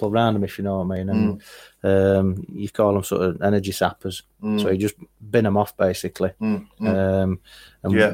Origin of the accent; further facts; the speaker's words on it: Barnsley, Yorkshire and the Humber, United Kingdom; I'm from Barnsley